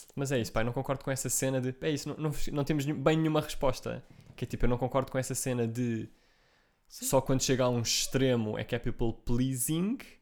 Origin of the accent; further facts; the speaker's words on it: Portugal; eu sou português